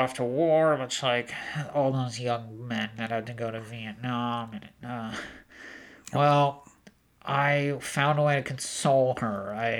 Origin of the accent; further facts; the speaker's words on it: Solvang, California, United States; now in Gorman, United States; I grew up in the hills of Solvang, but after my dad lost his job churning butter, we had moved at one of the local butter churning palaces. We had to move to Gorman, so I live there now.